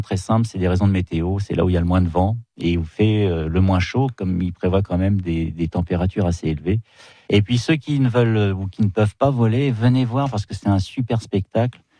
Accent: near Lohéac, Ille-et-Vilaine, Brittany, France; je suis pas de l'Oéac, mais je suis très près

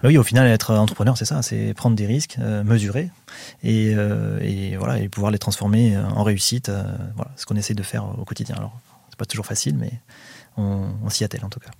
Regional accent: Saint-Jean-d'Illac, Nouvelle-Aquitaine, France; je suis originaire de Saint-Jean-d'Iac

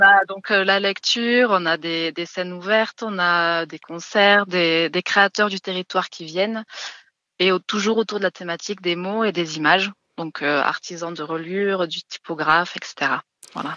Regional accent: Lozère, Occitania, France; moved away; je suis originaire de Lozère

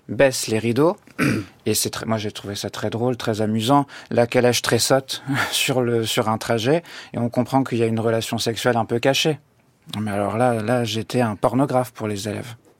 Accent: Normandy, France; moved away; je suis né en Normandie, j'ai fait mes études en Normandie, euh, je viens de la campagne

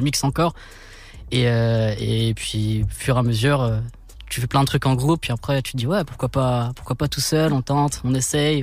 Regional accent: Chartres, Centre-Val de Loire, France; je suis né là-bas. Je suis né à Chartres. J'ai grandi là-bas

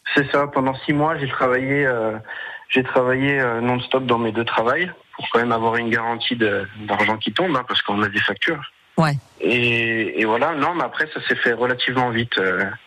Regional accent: Corsin, Bourgogne-Franche-Comté, France; je suis originaire de Corsin, hein, mais mon entreprise est située à Montbard.

